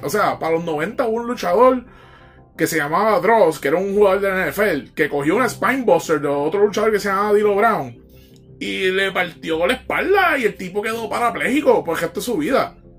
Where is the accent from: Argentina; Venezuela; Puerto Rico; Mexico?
Puerto Rico; Nosotros como boricua vivimos una cabrona isla